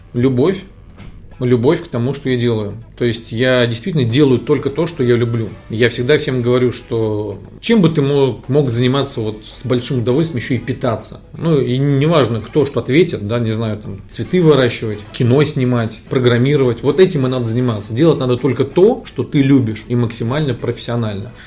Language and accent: Russian; Moscow, Russia; Я родился в Москве